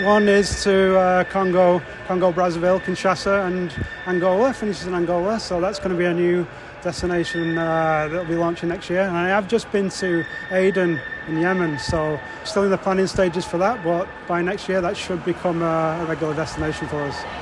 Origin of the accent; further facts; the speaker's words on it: Wigan, North West England, United Kingdom; I'm from Wigan